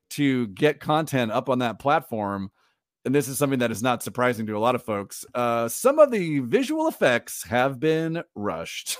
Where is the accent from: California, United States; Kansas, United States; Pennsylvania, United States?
California, United States; Orange County; I grew up in Orange County, California